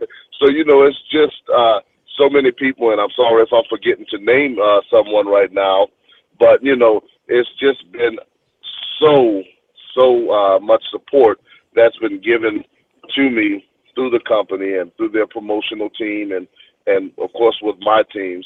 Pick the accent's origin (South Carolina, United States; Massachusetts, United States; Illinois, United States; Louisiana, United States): Louisiana, United States; New Orleans; my hometown of New Orleans